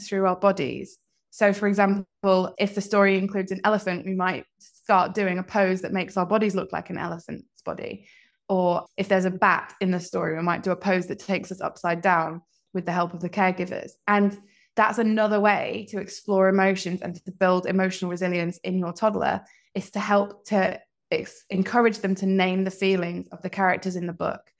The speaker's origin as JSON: {"language": "English", "town": "Leeds", "region": "Yorkshire and the Humber", "country": "United Kingdom", "tie": "born or raised there", "also_born_or_lived": "Oxford / London / Scotland", "moved": "yes", "lives_now": "Hong Kong", "said": "I'm from the UK originally, from all over. Lived in Oxford, London. I grew up in Leeds, and most recently, I'm from Scotland"}